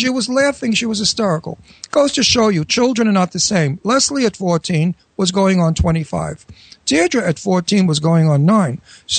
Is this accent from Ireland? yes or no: no; Genoa, Liguria, Italy; No, we're from Genoa, which is the north of Italy. And Genoa is the borderline of Nice.